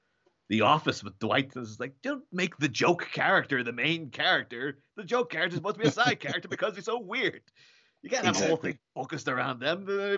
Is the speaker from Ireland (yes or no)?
yes; Ireland; Like, I'm from Ireland. Obviously, there were guns in Ireland for a long time because of the troubles and stuff.